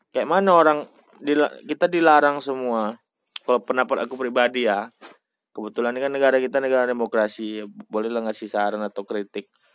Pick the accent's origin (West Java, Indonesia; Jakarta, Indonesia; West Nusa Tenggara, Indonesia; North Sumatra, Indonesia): North Sumatra, Indonesia; Medan; kita sebagai orang Medan beruntung